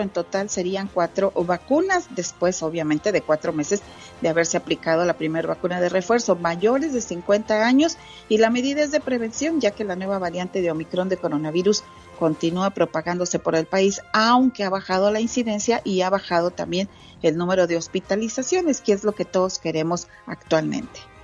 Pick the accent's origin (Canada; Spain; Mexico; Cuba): Mexico; Santa Catarina; moved away; en mi pueblito, allá en Santa Catarina